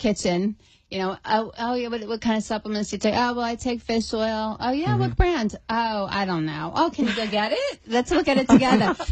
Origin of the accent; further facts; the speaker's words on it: Pennsylvania, United States; moved away as an adult; now in Florida, United States; I was born and raised in Pennsylvania